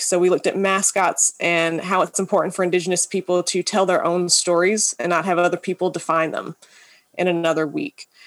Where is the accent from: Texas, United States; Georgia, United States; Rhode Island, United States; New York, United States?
Georgia, United States; I'm originally from Georgia, and my family is from the lower Appalachian area.